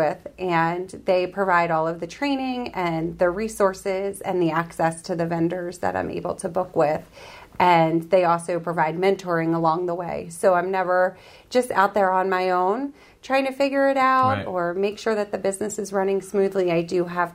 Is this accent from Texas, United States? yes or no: no; Hunterdon County, New Jersey, United States; moved away as an adult; also born or lived in Audubon, Pennsylvania; now in Royersford, United States; I am born and raised in New Jersey, in Hunterdon County, very small, small town in Hunterdon County